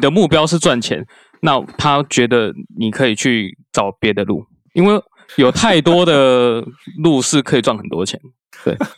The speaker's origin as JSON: {"language": "Chinese", "region": "southern Taiwan", "country": "Taiwan", "tie": "born or raised there", "said": "因为我，就毕竟因为我在，住在南部"}